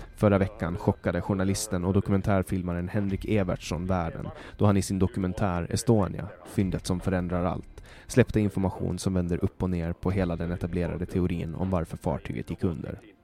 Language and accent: Swedish; Mariehamn, Åland Islands; min hemstad Mariehamn